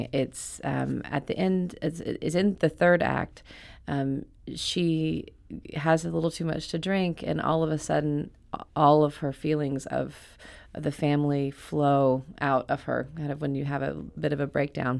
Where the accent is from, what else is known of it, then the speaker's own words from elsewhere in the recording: Alabama, United States; now in New York, United States; I live in New York with my husband and family. I'm from Alabama